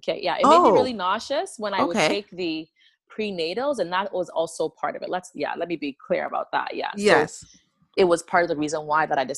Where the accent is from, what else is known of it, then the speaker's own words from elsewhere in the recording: Ghana; moved away; I was born and raised in Ghana